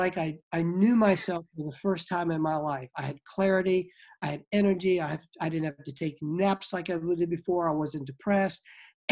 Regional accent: Norfolk, Virginia, United States; I was raised in Norfolk, Virginia

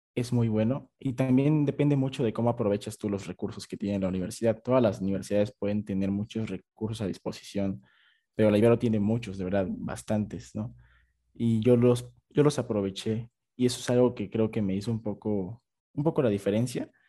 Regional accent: Oaxaca, Mexico; moved away as an adult; Yo soy de Oaxaca

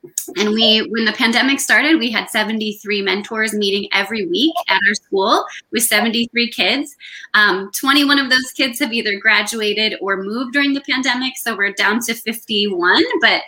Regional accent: Michigan, United States; now in Los Angeles, United States; I grew up in Michigan, where the national office is headquartered. And when I moved to Los Angeles

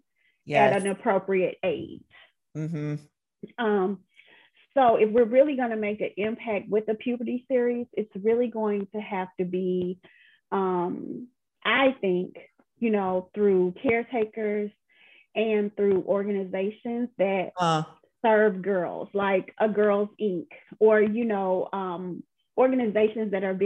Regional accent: the South, United States; I'm from the South, and so my you know, Monica laughs at me. If she was here, she would crack up laughing, but I am very much a Southern belle, you know.

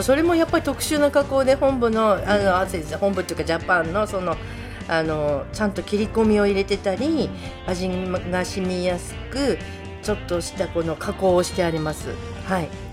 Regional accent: Abuta, Hokkaido, Japan; also born or lived in Toyako Onsen; 出身は生まれは大木市というところでど田舎なのでちょっと皆さん存じ上げない人もいるかと思いますけど育ったのは虻田町ですと洞爺湖温泉にも3年か4年ぐらいいました

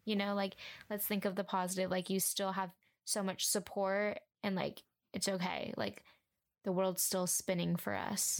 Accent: Huntington Beach, California, United States; I grew up in Huntington Beach, California

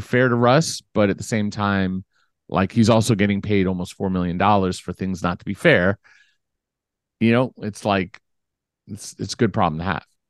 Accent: Beverly Hills, California, United States; also born or lived in Culver City; I grew up in Beverly Hills

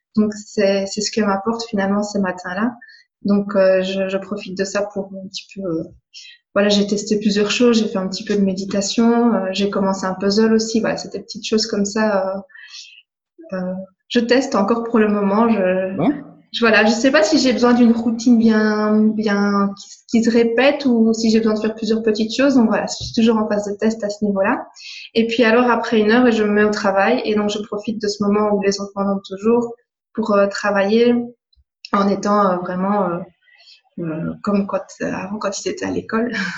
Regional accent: Belgium; je viens de Belgique

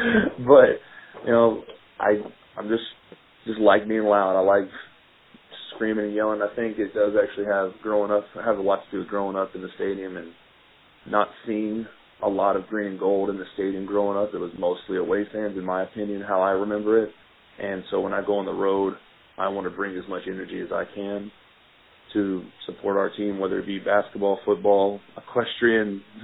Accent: Waco, Texas, United States; I grew up in Waco.

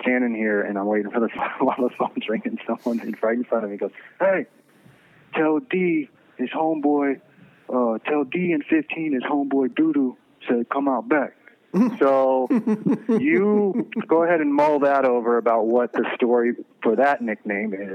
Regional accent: the South, United States; I'm an American, but I grew up in the South

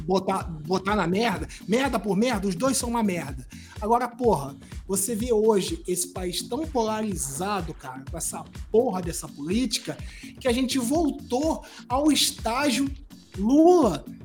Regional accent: Brazil; a gente como brasileiro

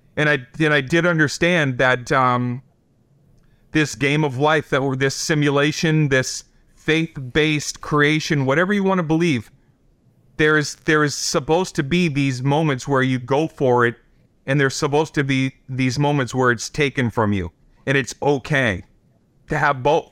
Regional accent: Boston, Massachusetts, United States; I'm the kid from Boston

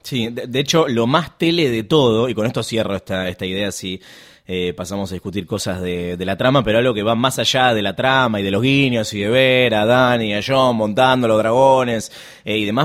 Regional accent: Argentina; Soy argentina

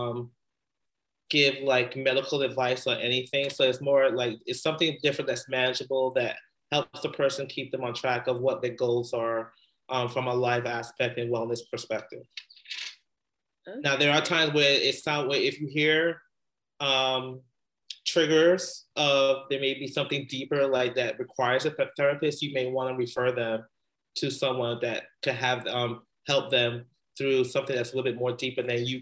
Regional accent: New York City, New York, United States; moved away as an adult; also born or lived in West Indies (ancestry); now in Bay Area, United States; I grew up in the Bronx

